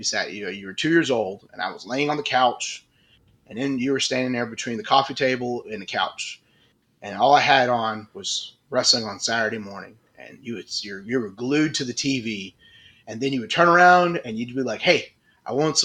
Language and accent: English; Augusta, Georgia, United States; I was born and raised in Augusta, Georgia